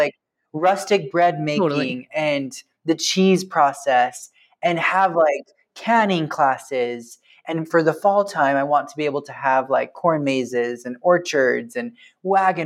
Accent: Preston, Idaho, United States; my hometown of Preston, Idaho

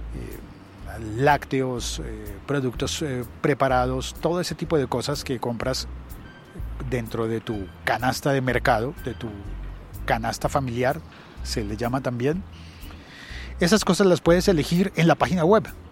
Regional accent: Colombia; mi país, en Colombia

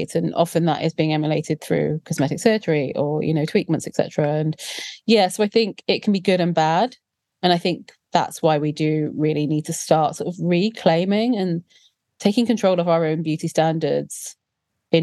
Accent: South Wales, United Kingdom; growing up in South Wales as a plus-sized, dark-skinned Indian girl in the 90s

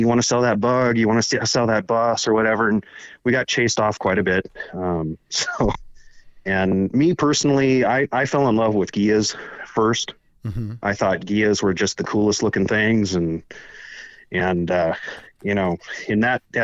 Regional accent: Palmdale, California, United States; I grew up in Palmdale, California

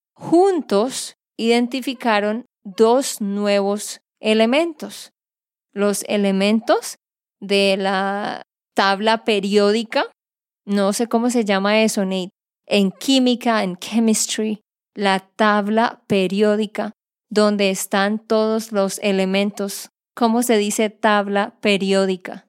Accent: Santander, Colombia; de Santander, Colombia

